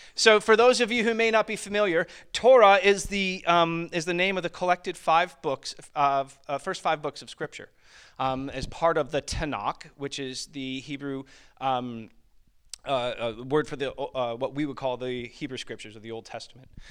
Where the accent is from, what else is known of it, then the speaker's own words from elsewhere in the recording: Springville, New York, United States; moved away; I grew up in the western portion of New York State, uh, which is where Niag-, Niagara Falls is